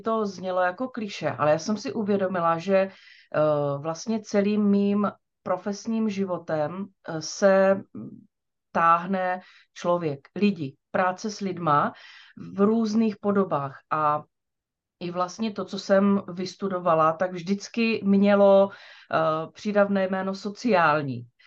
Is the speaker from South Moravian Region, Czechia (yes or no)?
yes; Čejkovice, South Moravian Region, Czechia; also born or lived in Brno; Já jsem se narodila v Čejkovicích